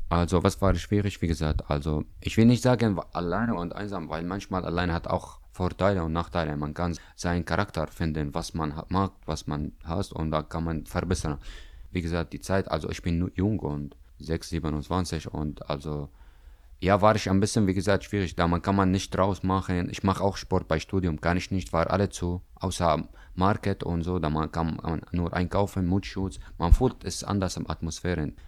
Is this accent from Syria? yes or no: yes; Damascus, Damascus Governorate, Syria; German is a second language; now in Greifswald, Germany; ich komme aus Syrien, aus Damaskus